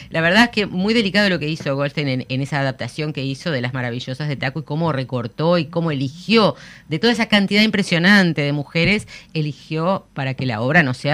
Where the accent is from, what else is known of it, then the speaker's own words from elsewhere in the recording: Uruguay; nosotros somos este, muy uruguayos, muy distintos, muy particulares, ¿no?